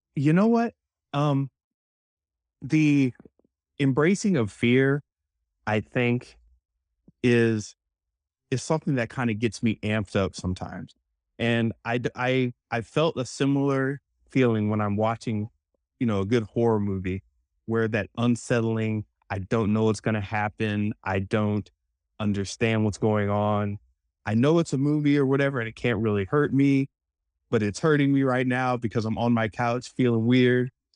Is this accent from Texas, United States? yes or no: no; New Orleans, Louisiana, United States; I was born in New Orleans